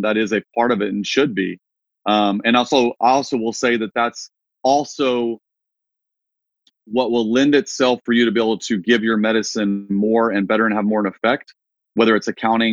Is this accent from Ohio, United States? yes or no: no; Wichita Falls, Texas, United States; moved away as an adult; also born or lived in Nashville, Tennessee; my hometown in Texas, shout out Wichita Falls